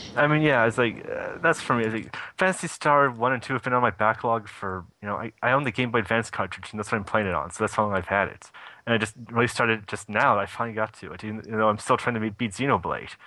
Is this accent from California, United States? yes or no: yes; Sacramento, California, United States; here in my hometown of Sacramento